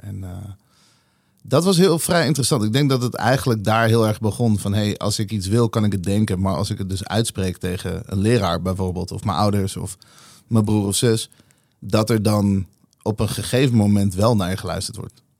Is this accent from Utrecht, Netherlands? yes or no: yes; Nieuwegein, Utrecht, Netherlands; also born or lived in Tel Aviv; Ik ben geboren in Tel Aviv en ik, eh, ik groeide op in een super exotische nieuwe